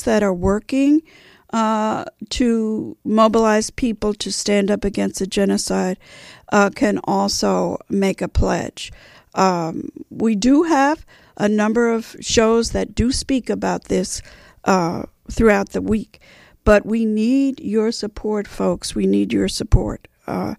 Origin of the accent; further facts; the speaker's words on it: New York City, New York, United States; moved away; those of us who are from New York City